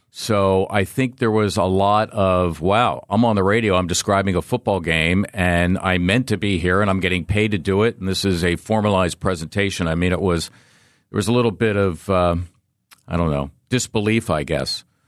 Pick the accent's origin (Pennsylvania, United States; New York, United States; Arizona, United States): Pennsylvania, United States; Philadelphia; growing up in Philly